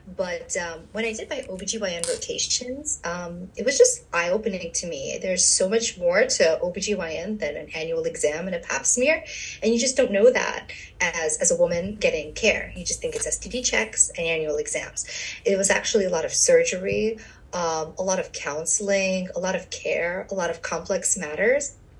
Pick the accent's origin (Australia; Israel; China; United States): United States; New York City, New York; moved away as an adult; also born or lived in USSR / Long Island, New York / Bronx, New York; now in New Jersey, United States; I am from uh, the USSR, and we came to the States when I was two, and I grew up in Brooklyn